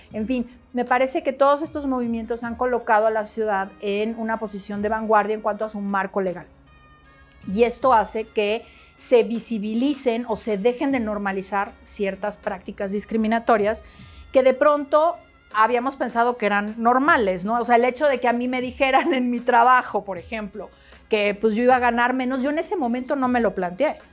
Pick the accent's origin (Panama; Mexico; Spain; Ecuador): Mexico; moved away as an adult; also born or lived in Germany; respecto a mi pertenencia étnico-racial en mi país, yo no he vivido discriminación. Eh, sin embargo, sí la viví, eh, yo viví fuera de México 10 años en Europa